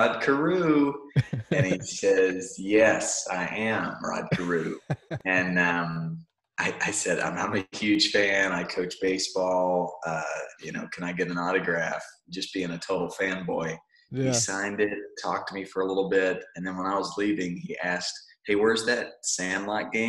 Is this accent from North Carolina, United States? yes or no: yes; North Carolina, United States; moved away as an adult; also born or lived in Rhode Island; now in Southern California, United States; I grew up in North Carolina